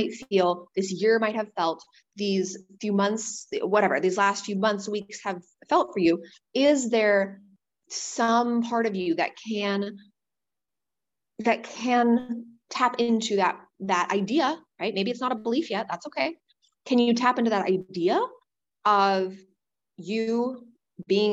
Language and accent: English; Wisconsin, United States; moved away as an adult; also born or lived in New York City; when I left my hometown when I was 18, and I moved across the country to New York City, to Manhattan, from my town of 600 people in Wisconsin